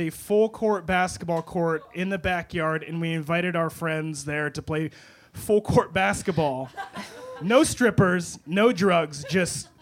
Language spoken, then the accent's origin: English; Erie, Pennsylvania, United States; also born or lived in Marshalltown, Iowa; I was born in Marshalltown, Iowa, and then moved to Erie, Pennsylvania